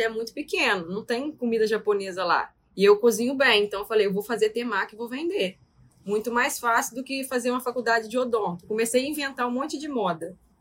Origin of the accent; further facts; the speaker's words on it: Porciúncula, Rio de Janeiro, Brazil; moved away as an adult; also born or lived in São José de Ubá; now in Vila Velha, Brazil; Porque eu estava morando em São José de Bar, mas sou de Porciúncula